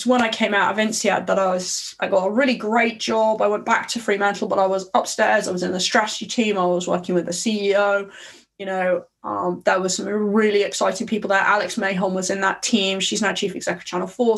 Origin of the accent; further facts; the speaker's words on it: London, United Kingdom; I was born in Southeast London, Guy's Hospital, and we lived in Dulwich in Southeast London.